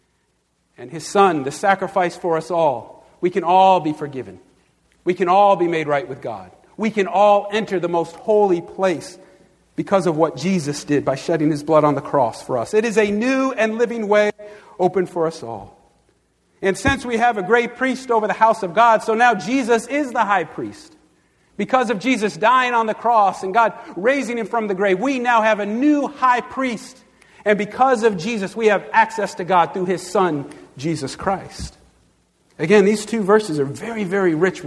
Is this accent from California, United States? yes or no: no; Long Island, New York, United States; I grew up on Long Island